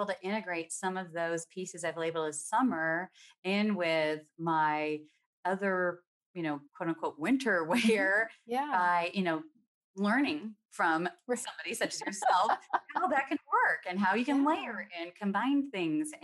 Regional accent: California, United States; now in Seattle, United States; I grew up in California

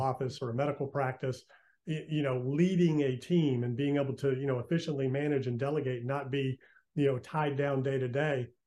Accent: Virginia Beach, Virginia, United States; moved away as an adult; also born or lived in Western North Carolina / Outer Banks, North Carolina; I'm from Virginia Beach

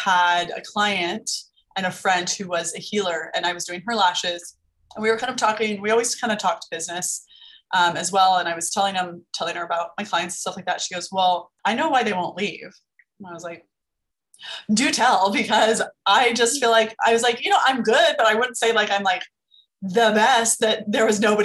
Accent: Las Vegas, Nevada, United States; I'm from Las Vegas. We have a lot of day clubs, nightclubs, like getting your lashes done is very common here.

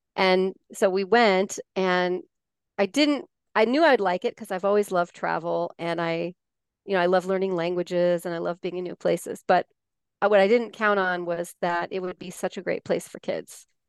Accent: Colorado, United States; moved away as an adult; also born or lived in Denver / Barcelona, Spain; now in California, United States; I grew up in Colorado, a very small town in, in Colorado near the New Mexico border, an area called the Four Corners

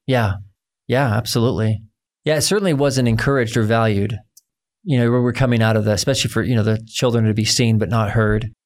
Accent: United States; growing up as an American man

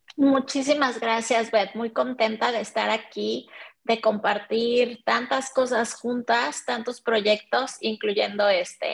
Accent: Mexico; soy mexicana.

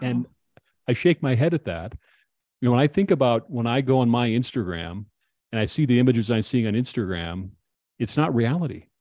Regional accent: Minnesota, United States; I grew up in Minnesota

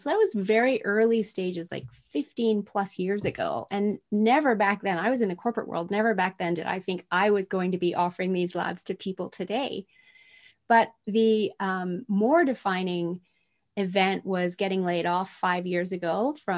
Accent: Tokyo, Japan; moved away; I was raised in Tokyo, Japan in the 70s

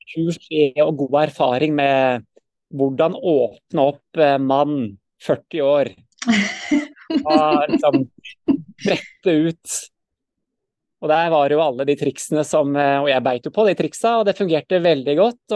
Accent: Sandefjord, Vestfold, Norway; moved away as an adult; now in Stavanger, Norway; jeg er født i Sandefjord, da. Vestfold

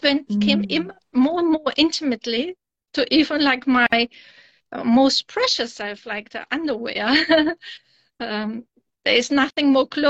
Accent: Germany; also born or lived in Kazakhstan; born in Kazakhstan, and then with 9 years I moved to Germany.

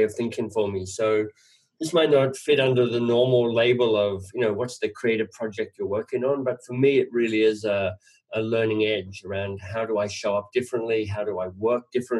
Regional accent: Australia; moved away as an adult; also born or lived in England; now in Canada; I'm Australian. I live in Canada

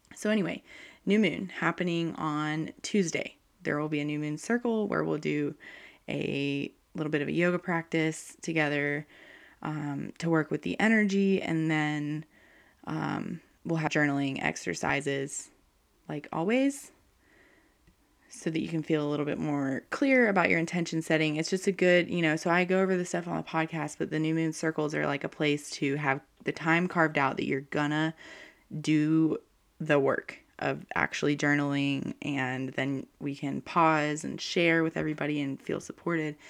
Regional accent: North Carolina, United States; I'm from North Carolina, and we have, like, hurricanes and um, lots of thunderstorms.

